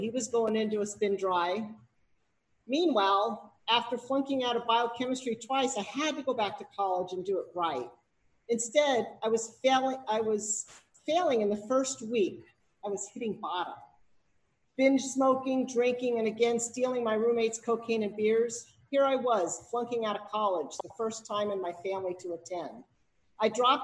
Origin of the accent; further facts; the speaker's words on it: Berkeley, California, United States; I was raised in Berkeley